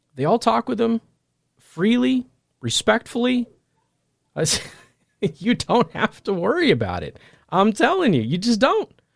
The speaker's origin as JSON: {"language": "English", "town": "Las Vegas", "region": "Nevada", "country": "United States", "tie": "born or raised there", "also_born_or_lived": "Midwest", "moved": "yes", "said": "I'm from Vegas"}